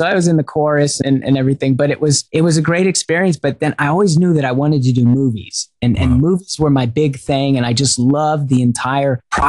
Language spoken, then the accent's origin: English; Pearl Harbor, Hawaii, United States; also born or lived in Rhode Island / San Diego / Huntington Beach; So I was born in Rhode Island, but I was raised in San Diego, Huntington Beach, and Hawaii. I spent most of my growing up years in Hawaii, in Pearl Harbor.